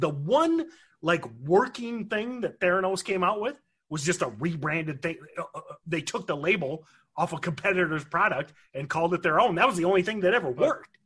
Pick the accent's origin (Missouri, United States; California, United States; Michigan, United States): Michigan, United States; growing up in Michigan, I know I'm supposed to be a General Motors guy